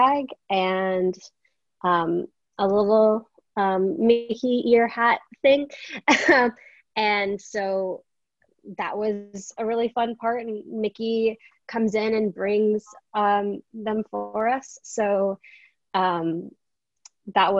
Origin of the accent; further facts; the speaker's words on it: Canada; I'm from Canada